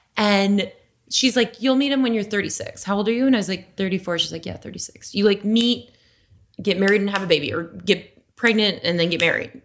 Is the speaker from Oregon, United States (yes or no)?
no; Las Vegas, Nevada, United States; moved away; I'm from Las Vegas